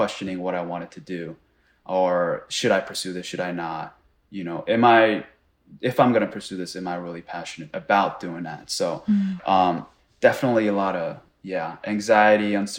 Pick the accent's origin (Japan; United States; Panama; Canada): Japan; moved away; where I was born in Japan